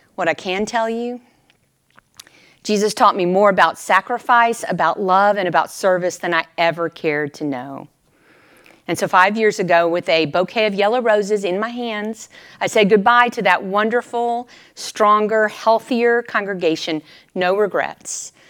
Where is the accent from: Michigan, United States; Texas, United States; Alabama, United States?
Texas, United States; moved away; they knew I was from Texas